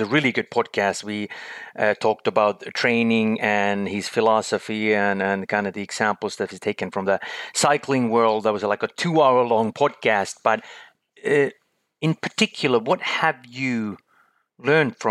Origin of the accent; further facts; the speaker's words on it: Finland; my home country as well, in Finland